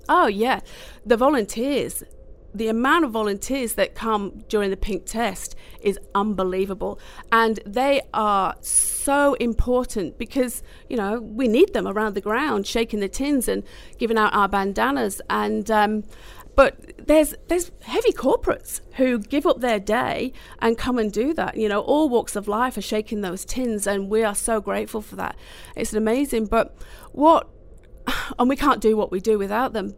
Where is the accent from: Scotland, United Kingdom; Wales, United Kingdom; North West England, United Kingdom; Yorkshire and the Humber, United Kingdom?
North West England, United Kingdom; Manchester; now in Australia; I'm from Manchester